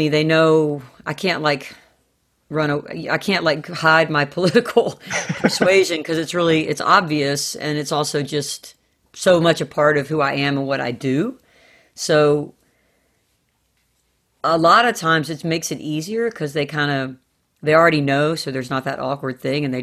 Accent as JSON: {"language": "English", "region": "the South", "country": "United States", "tie": "born or raised there", "said": "I grew up in the South and my mom did, my grandparents did"}